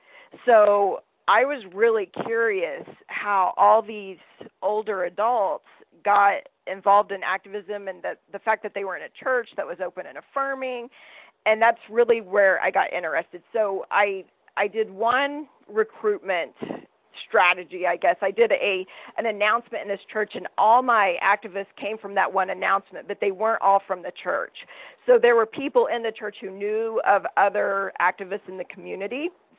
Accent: the South, United States; I grew up in the South in a fairly racist, sexist, heterosexist, xenophobic environment.

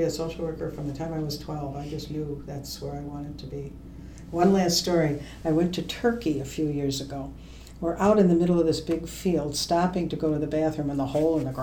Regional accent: Buffalo, New York, United States; I'm from Buffalo, New York

